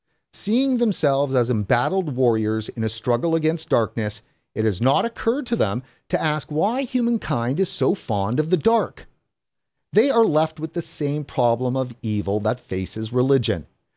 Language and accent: English; Sweden; I'm from Sweden, so I don't have any insight on that.